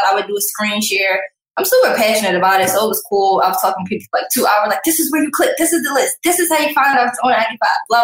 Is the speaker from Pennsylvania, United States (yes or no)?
yes; Philadelphia, Pennsylvania, United States; I'm from Philly